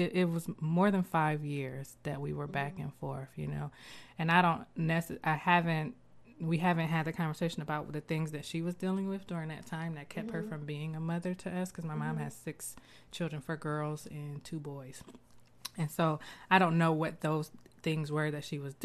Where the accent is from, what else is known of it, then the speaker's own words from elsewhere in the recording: Columbus, Ohio, United States; I'm from Columbus.